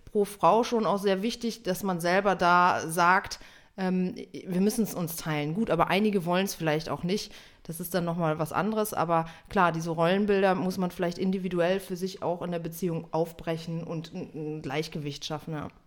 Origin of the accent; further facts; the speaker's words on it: North Rhine-Westphalia, Germany; now in Berlin, Germany; Ich komme ja aus Westfalen, du ja auch.